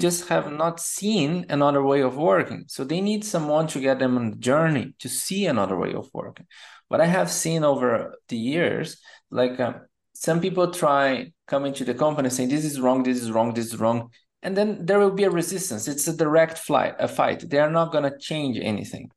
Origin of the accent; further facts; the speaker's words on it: Brazil; moved away as an adult; also born or lived in São Paulo, Brazil; now in Germany; And then I moved from Brazil to Germany.